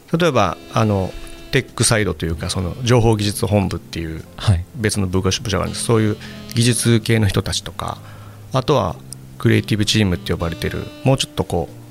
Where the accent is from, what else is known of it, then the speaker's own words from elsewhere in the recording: Kyoto, Japan; moved away as an adult; also born or lived in Tokyo / Osaka; 地元の京都なんですけど